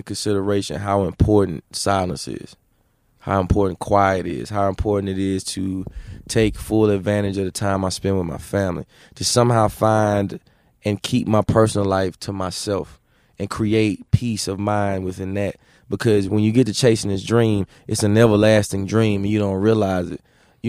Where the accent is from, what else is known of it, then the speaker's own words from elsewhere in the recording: the South, United States; Yes, I'm a king. Yes, I'm from the South. I'm going to represent it to the fullest.